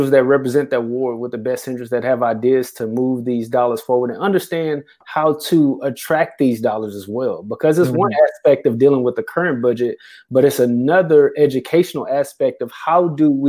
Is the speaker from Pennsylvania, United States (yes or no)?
no; Houston, Texas, United States; now in Beaumont, United States; I'm originally from Houston.